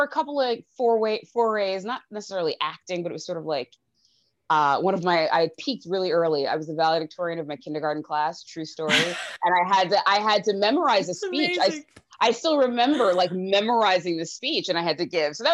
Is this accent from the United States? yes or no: yes; Mineola, New York, United States; also born or lived in Rockville Centre, New York; I'm from Mineola. I live in Rockville Center